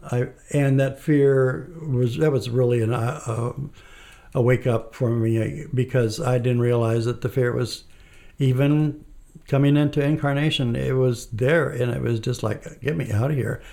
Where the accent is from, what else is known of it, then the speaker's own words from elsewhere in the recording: Mexico; I was born and raised in Mexico. And I, uh, lived in a small town, and it was a town that's somewhat close to Mexico City.